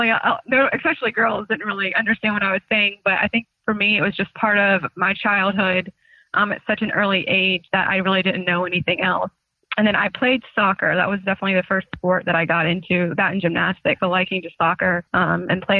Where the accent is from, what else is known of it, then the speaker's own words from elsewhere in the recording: Raleigh, North Carolina, United States; moved away as an adult; also born or lived in Clemson, South Carolina / Indianapolis; I grew up in Raleigh my whole life.